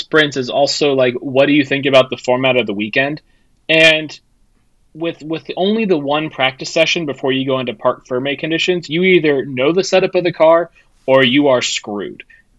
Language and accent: English; United States; as the resident American on the podcast